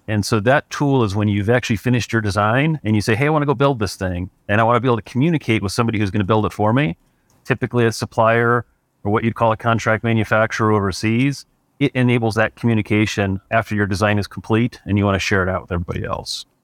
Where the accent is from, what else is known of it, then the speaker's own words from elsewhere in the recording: Cleveland, Ohio, United States; moved away as an adult; also born or lived in San Francisco Bay Area, California; now in Truckee, United States; I grew up in Cleveland, Ohio.